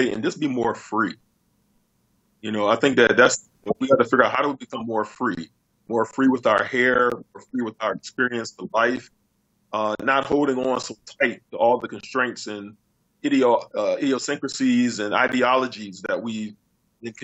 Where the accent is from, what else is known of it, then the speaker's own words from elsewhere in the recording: United States; being an American